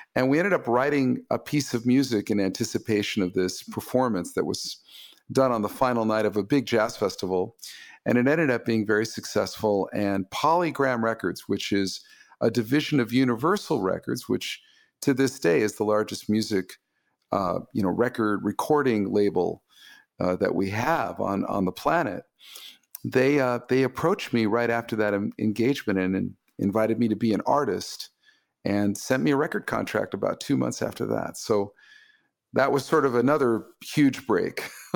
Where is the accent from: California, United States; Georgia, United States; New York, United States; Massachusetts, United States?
California, United States; Los Angeles; my hometown of Los Angeles